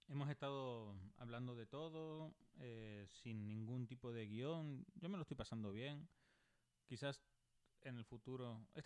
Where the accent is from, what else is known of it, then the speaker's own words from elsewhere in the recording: Canary Islands, Spain; accent: Canarian; also born or lived in Mexico; que hablo como peninsular, que los de la península me dicen que soy canario y eh, ahora que después de vivir cinco años en México dicen que tengo acento mexicano.